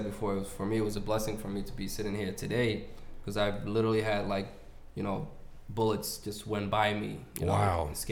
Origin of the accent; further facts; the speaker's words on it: Cambridge, Massachusetts, United States; also born or lived in Mogadishu, Somalia; We were able to come here in 95, and that's where the story started, and we grew up in Cambridge, Massachusetts.